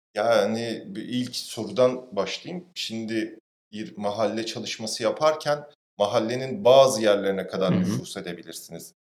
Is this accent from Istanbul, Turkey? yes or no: yes; Istanbul, Turkey; Ben mesela tarla başında büyüdüm.